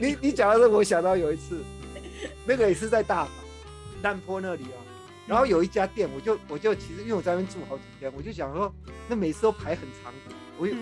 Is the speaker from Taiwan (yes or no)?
yes; Taiwan; 我是台湾来的